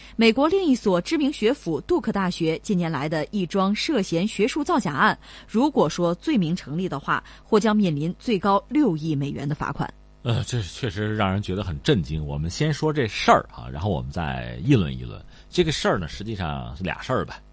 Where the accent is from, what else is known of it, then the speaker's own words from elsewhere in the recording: China; 我们中国人